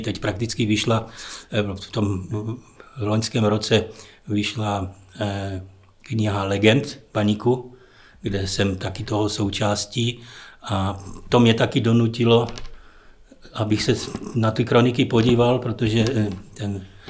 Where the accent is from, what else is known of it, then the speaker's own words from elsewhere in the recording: Ostrava, Moravian-Silesian Region, Czechia; moved away as an adult; also born or lived in Wrocław, Poland; now in Teplice, Czech Republic; narodili jsme se i manželka, i já v Ostravě oba dva, takže jsme rodili Ostraváci